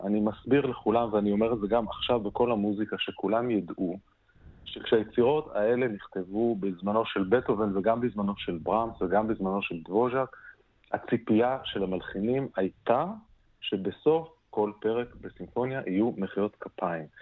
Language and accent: Hebrew; Israel; moved away; אני בתור ישראלי, במעט הפעמים שעבדתי בארץ